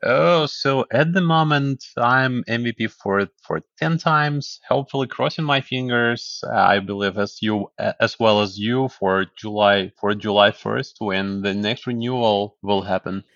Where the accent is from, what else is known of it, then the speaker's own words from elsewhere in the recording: Kyiv, Ukraine; moved away as an adult; now in United States; I was born in Kyiv, the capital of Ukraine. Yes, and, uh, after the collapse, we got the independence, and after that, I grew up. I, I finished my high school. I finished university